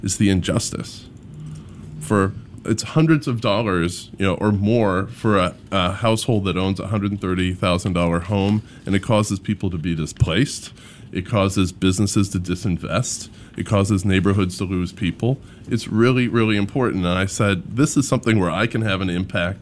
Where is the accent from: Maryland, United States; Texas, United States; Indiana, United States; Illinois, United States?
Illinois, United States; Chicago; also born or lived in Oak Park, Illinois; I'm from here. I grew up in Hyde Park. Went to Kenwood Academy. I live in Oak Park with my family